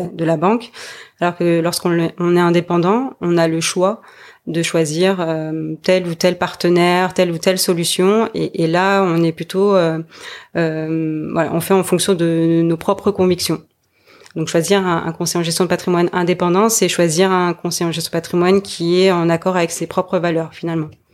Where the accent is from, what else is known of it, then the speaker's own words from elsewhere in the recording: French Polynesia; now in Montpellier, France; je suis originaire de Tahiti